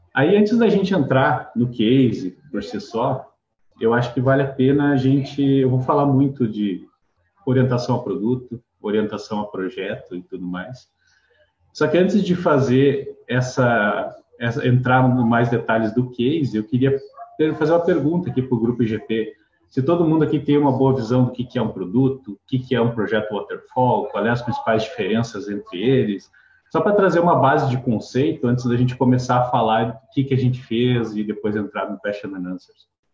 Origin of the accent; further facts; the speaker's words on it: Rio Grande do Sul, Brazil; now in Curitiba, Brazil; eu sou gaúcho, eu moro em Curitiba já há mais de 10 anos.